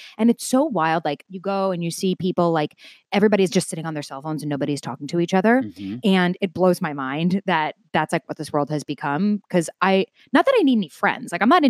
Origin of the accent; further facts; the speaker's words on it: New York, United States; Nassau County. Yeah, okay. So like 25, 30 minutes out of the city. And I loved growing up in New York.